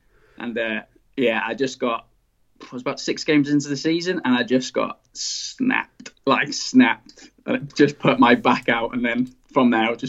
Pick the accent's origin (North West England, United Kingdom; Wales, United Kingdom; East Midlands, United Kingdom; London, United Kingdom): Wales, United Kingdom; moved away as an adult; now in Brisbane, Australia; as you said, I'm 28 years old. I'm originally from Wales. That's where I was brought up all my life. That's where I went to college, went to university. And then once I finished university 7 years ago, I moved to Brisbane, Australia.